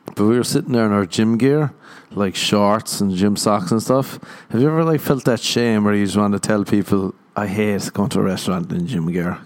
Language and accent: English; Ireland; moved away as an adult; now in Los Angeles, United States; I'm Irish. We got that shame growing up